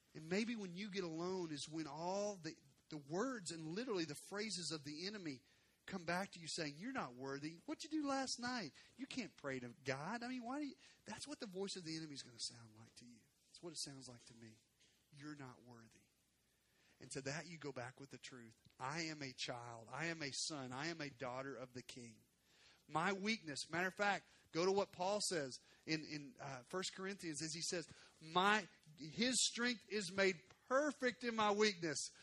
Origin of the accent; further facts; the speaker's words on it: Arkansas, United States; moved away; I'm from Arkansas.